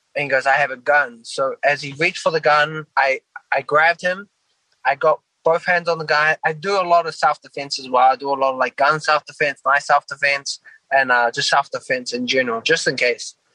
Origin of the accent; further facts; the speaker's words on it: New Zealand; now in United States; I'm originally from New Zealand